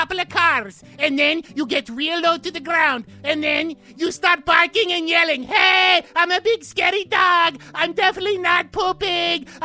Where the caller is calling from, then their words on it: West Virginia, United States; Uh, hey, Poopo. Uh … Um, I'm calling from West Virginia